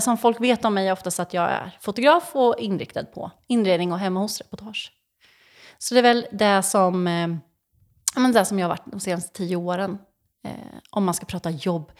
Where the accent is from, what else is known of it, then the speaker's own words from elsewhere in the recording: Mantorp, Östergötland, Sweden; jag är uppvuxen i Mantorp